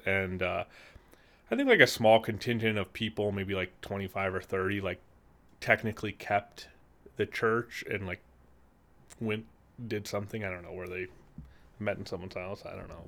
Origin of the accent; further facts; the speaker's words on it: Peru, Illinois, United States; I grew up in Peru, Illinois.